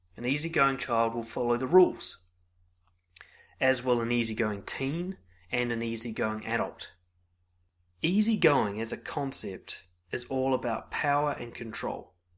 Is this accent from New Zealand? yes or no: yes; New Zealand; as a New Zealander